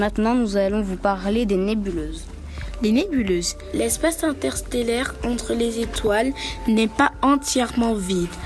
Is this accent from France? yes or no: yes; Corsica, France; Non, je viens de Corse.